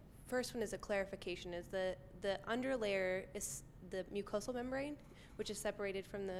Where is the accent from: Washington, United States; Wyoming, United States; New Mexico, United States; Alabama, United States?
Wyoming, United States; I'm from Wyoming, which has a very, very small Jewish population